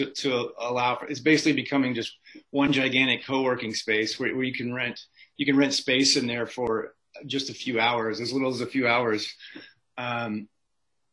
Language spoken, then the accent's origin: English; Midwest, United States; moved away as an adult; now in Atlanta, United States; I grew up in the Midwest in kind of a good, wholesome, but let's be honest, decaying Rust Belt city